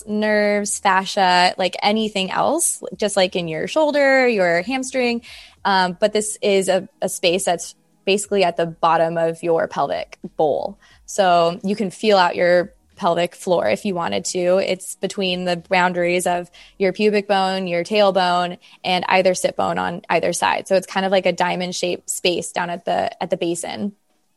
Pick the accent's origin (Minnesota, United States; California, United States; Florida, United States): California, United States; I'm from California